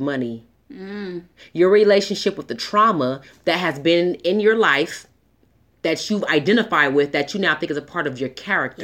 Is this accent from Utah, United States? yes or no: no; Southern California, United States; I grew up in Southern California mm-hmm. in the 90s.